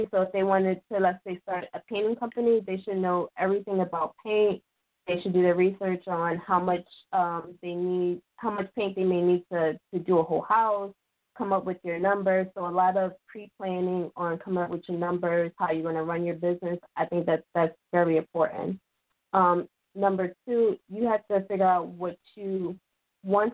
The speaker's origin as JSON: {"language": "English", "town": "Philadelphia", "region": "Pennsylvania", "country": "United States", "tie": "born or raised there", "said": "I was born and raised in Philadelphia."}